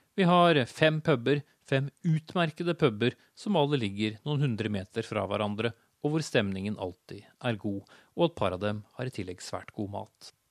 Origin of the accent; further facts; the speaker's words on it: Norway; also born or lived in Oslo; jeg har avslørt mitt hjemland